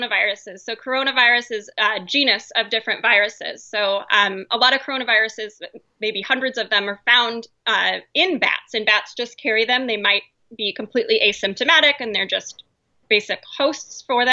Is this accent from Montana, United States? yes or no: yes; Montana, United States; now in Idaho, United States; being in Idaho, I grew up in Montana